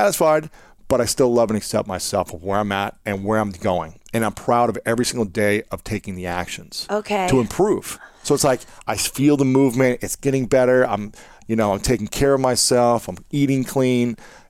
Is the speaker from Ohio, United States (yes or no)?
yes; Ohio, United States; moved away; also born or lived in St. Louis; I grew up saying pop in Ohio.